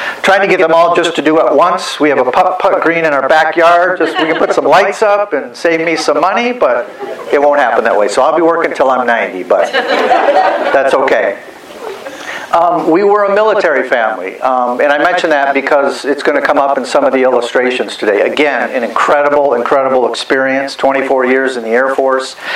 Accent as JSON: {"language": "English", "region": "Michigan", "country": "United States", "moved": "yes", "said": "I'm originally from Michigan"}